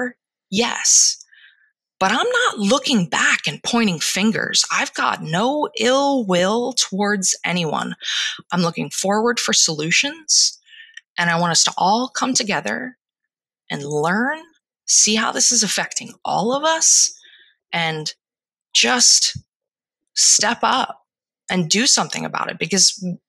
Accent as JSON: {"language": "English", "area": "Delaware County", "region": "Pennsylvania", "country": "United States", "moved": "yes", "said": "I'm from Delaware County, Pennsylvania, and I say water."}